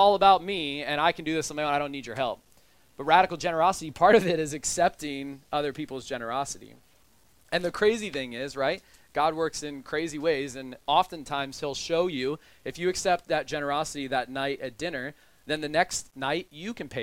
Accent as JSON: {"language": "English", "country": "United States", "said": "I am a white man who is upper middle class, and I'm American"}